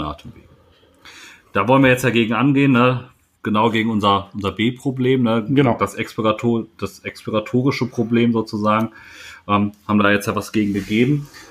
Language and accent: German; Sauerland, North Rhine-Westphalia, Germany; als äh, Sauerländer